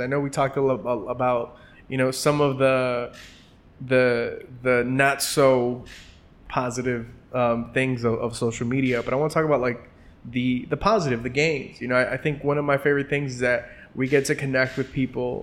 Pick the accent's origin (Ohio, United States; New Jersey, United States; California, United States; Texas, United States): California, United States; Los Angeles; growing up in Los Angeles in a traditional Mexican household